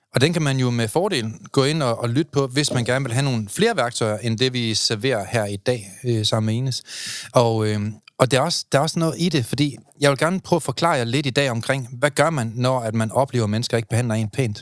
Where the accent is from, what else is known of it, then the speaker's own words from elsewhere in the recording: Vodskov, North Denmark Region, Denmark; moved away; Jeg kommer fra Vodskov. Det er lidt bedre, tænker jeg. Tryg familie